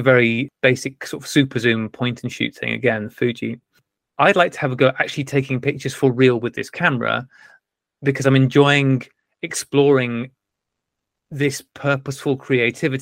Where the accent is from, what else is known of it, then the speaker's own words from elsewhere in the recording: North Wales, United Kingdom; I wasn't born and bred in Wales. I was just bred in Wales.